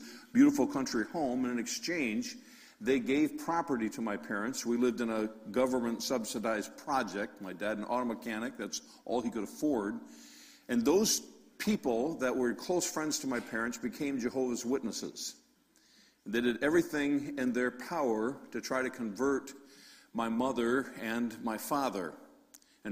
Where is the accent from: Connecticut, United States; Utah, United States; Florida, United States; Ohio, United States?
Connecticut, United States; Norwalk; I was born in South Norwalk, Connecticut, which is right along Long Island Sound, about an hour out of New York City